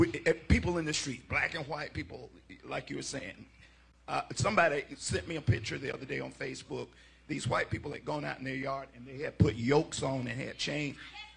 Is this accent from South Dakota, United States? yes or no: no; Alabama, United States; I grew up in Alabama in the 60s. I've got six brothers who go all the way back to the 40s.